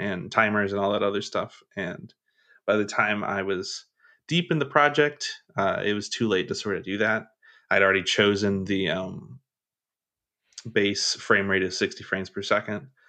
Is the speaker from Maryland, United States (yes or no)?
no; Kentucky, United States; I'm from Kentucky, so, uh, e, even though I don't have, like, a huge accent